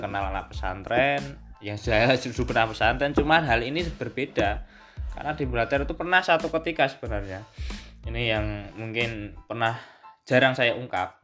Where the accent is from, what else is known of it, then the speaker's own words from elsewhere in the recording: Bandungan, Central Java, Indonesia; Saya asli saya dari Desa Cetak, ikut Kelurahan Duren Bandungan